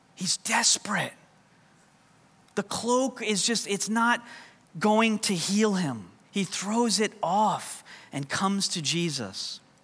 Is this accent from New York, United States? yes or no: yes; New York, United States; first language English; moved away; coming from New York, English is kind of our second language